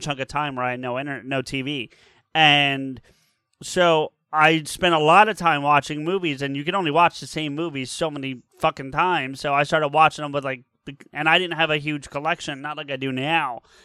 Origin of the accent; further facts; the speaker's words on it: New Jersey, United States; born and raised in Jersey